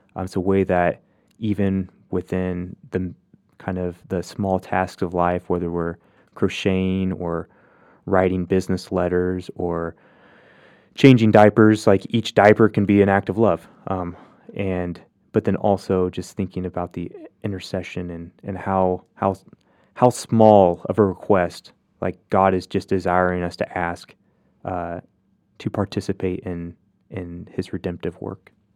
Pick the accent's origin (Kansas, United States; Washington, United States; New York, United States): Kansas, United States; Hoxie; moved away; growing up in Hoxie, we lived a block away from the church